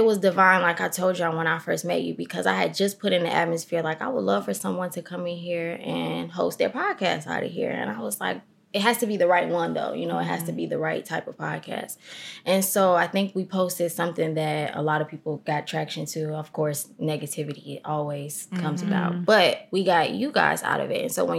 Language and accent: English; Chicago, Illinois, United States; I am from Chicago, from the east side of Chicago. Not the avenues. I'm from South Shore.